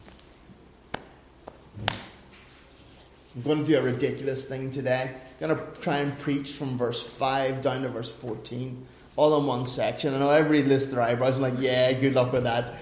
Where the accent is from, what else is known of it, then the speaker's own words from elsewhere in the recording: Ireland; now in Finland; as an Irishman